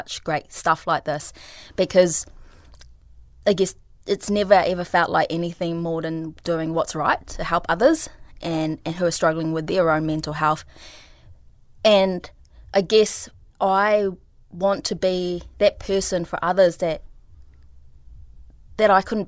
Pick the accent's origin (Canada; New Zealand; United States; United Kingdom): New Zealand; English is a second language; also born or lived in Philippines; I moved to New Zealand from the Philippines when I was 8 years old